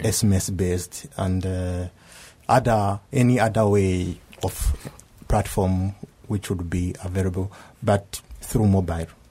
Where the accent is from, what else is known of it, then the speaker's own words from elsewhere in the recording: Rwanda; moved away as an adult; now in Kobe, Japan; from Rwanda